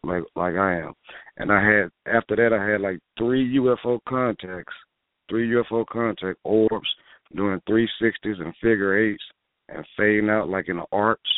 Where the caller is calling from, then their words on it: New Orleans, Louisiana, United States; I'm calling from New Orleans.